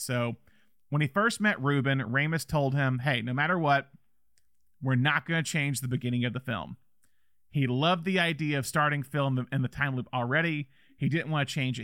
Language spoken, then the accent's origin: English; the South, United States; as a Southerner